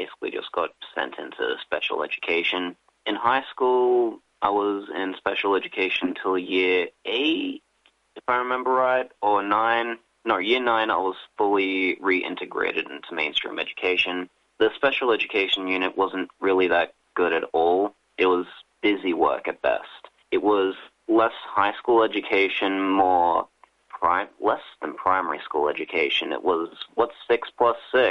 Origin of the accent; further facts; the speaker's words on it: Coonabarabran, New South Wales, Australia; In my hometown, there's just one pharmacist